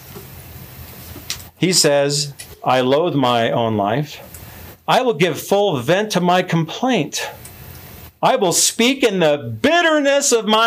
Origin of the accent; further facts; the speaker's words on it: Midwest, United States; I'm from the Midwest